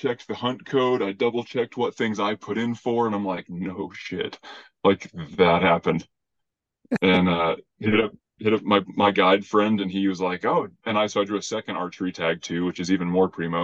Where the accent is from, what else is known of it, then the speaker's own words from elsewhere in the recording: Albuquerque, New Mexico, United States; moved away as an adult; I grew up in Albuquerque, but man, I was a punk growing up